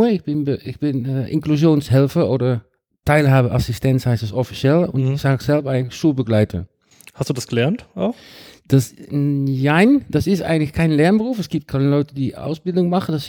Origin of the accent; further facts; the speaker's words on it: Rotterdam, South Holland, Netherlands; now in Darmstadt, Germany; Ich bin 56 Jahre alt. Äh, mhm. ich komme aus Rotterdam, den Niederlanden, und ich wohne seit fünf Jahren in Darmstadt